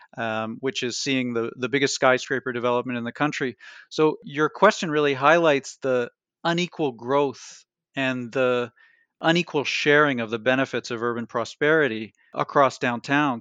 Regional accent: Toronto, Ontario, Canada; moved away as an adult; now in Montreal, Canada; I'm originally from Toronto, although now I teach in Montreal at U Cam

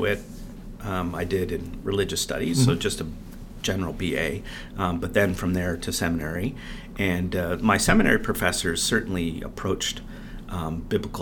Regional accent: Canada; growing up in Canada and knowing a little bit of French and English together

